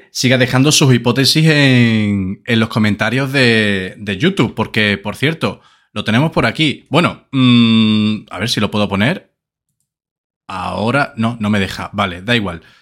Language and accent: Spanish; Seville, Andalusia, Spain; estamos corriendo de unas vaquillas, siendo sevillano que aquí toreamos con toro.